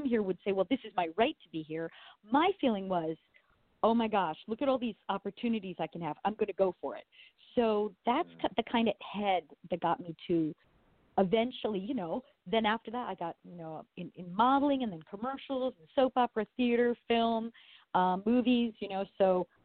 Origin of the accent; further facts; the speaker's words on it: Long Island, New York, United States; now in Los Angeles, United States; originally I am from New York. Or Long Island originally, but now I live